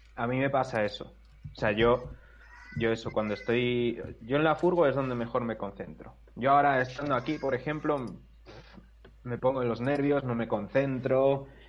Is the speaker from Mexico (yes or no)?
no; Segovia, Castile and León, Spain; en mi pueblo de Segovia